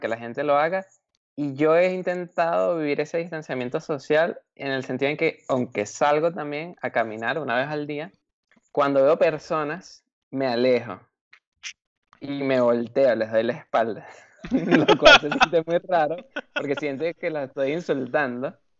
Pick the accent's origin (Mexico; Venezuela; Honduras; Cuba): Venezuela; now in Germany; Los tres somos inmigrantes de Venezuela y estamos en otro país